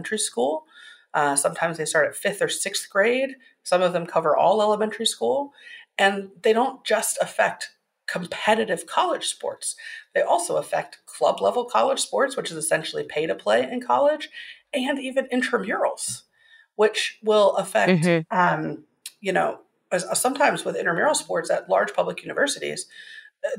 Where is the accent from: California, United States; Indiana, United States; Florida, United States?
Indiana, United States; my home state of Indiana